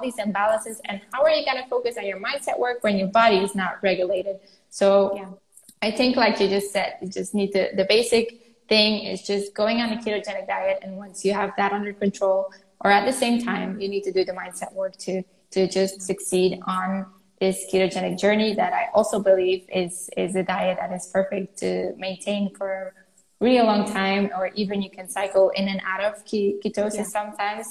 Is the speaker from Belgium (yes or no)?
yes; Flanders, Belgium; I'm Flemish, I'm from Belgium too